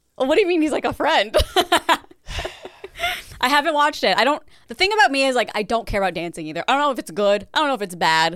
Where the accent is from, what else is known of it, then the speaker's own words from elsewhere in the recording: Midwest, United States; moved away; I'm from the Midwest and I would hear that accent here and there